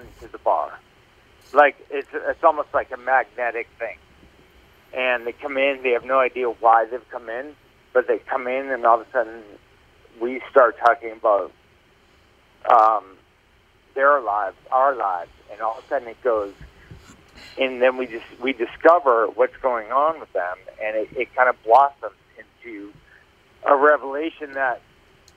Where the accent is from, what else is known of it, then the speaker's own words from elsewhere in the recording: Plymouth, Massachusetts, United States; moved away as an adult; also born or lived in Maine; I grew up in Plymouth, Massachusetts